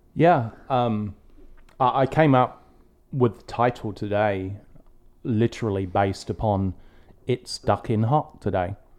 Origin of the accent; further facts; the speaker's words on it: England, United Kingdom; growing up in England